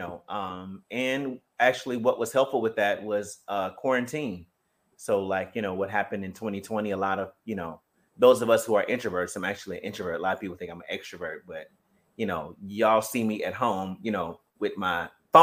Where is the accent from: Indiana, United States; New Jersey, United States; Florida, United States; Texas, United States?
Indiana, United States; Gary; I grew up in Gary, Indiana.